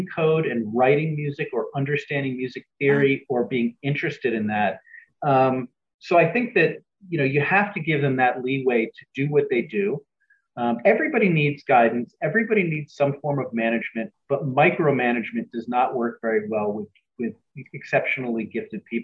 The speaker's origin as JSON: {"language": "English", "town": "New York City", "region": "New York", "country": "United States", "tie": "born or raised there", "said": "my partner and I grew up in New York City"}